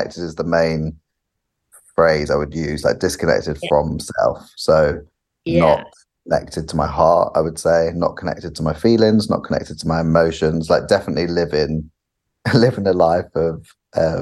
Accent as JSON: {"language": "English", "country": "United Kingdom", "also_born_or_lived": "California", "said": "being a British person, but also a British man, has been really interesting, because you just grow up in your culture"}